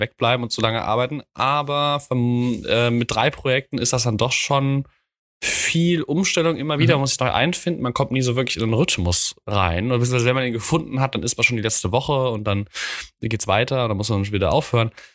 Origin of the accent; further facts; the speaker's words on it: Mainz, Rhineland-Palatinate, Germany; ich als Mainzer